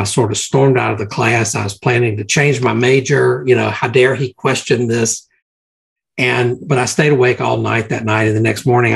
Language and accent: English; Mississippi, United States; growing up in Mississippi